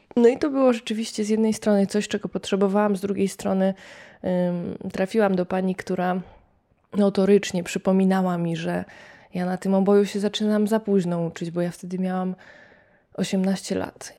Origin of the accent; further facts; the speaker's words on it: Poniatowa, Lublin Voivodeship, Poland; Pochodzę z takiej małej miejscowości pod Lublinem, Poniatowa